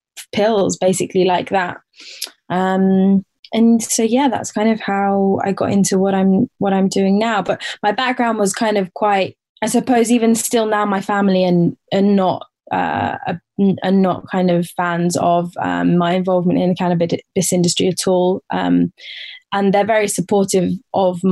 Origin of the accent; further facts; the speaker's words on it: Portsmouth, South East England, United Kingdom; I grew up in England. I grew up in the south coast of England in Portsmouth